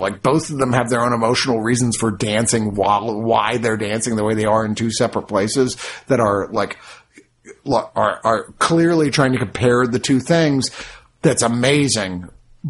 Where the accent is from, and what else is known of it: United States